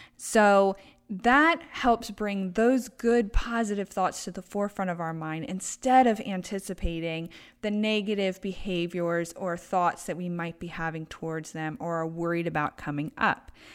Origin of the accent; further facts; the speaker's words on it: Baltimore, Maryland, United States; moved away as an adult; now in Traverse City, United States; I am from Baltimore, Maryland